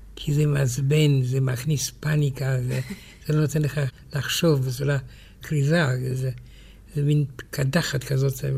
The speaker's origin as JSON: {"language": "Hebrew", "country": "France", "tie": "born or raised there", "also_born_or_lived": "Romania", "moved": "yes", "lives_now": "Israel", "said": "כשהייתי ילד בצרפת"}